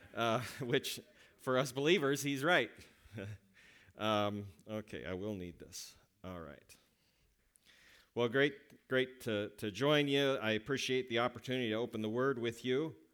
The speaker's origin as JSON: {"language": "English", "region": "West Coast", "country": "United States", "moved": "yes", "said": "I am from the West Coast"}